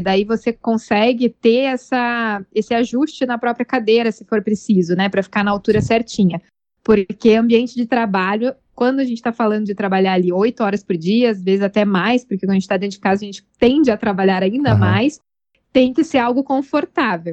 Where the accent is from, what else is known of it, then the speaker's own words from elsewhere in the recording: Curitiba, Paraná, Brazil; also born or lived in Denmark / Portugal; Sou de Curitiba e trabalho aqui